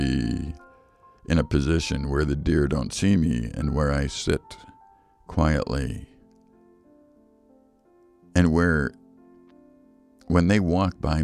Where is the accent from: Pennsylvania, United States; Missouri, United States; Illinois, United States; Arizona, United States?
Illinois, United States; Chicago; moved away; I grew up in Chicago